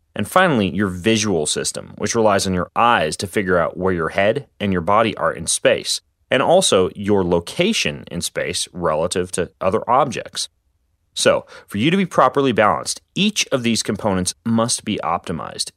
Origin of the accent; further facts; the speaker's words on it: Spokane, Washington, United States; my hometown of Spokane, Washington